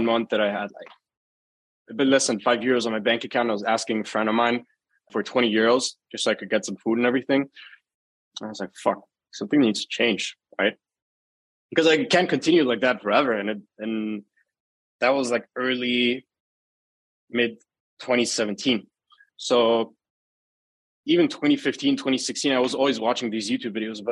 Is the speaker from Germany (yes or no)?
yes; Germany; I was born and raised in Germany, lived all my life in Germany